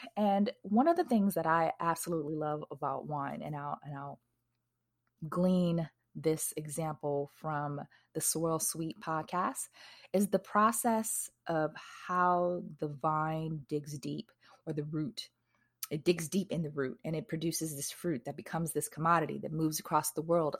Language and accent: English; Wisconsin, United States; now in Texas, United States; I live in Texas now. I'm originally from Wisconsin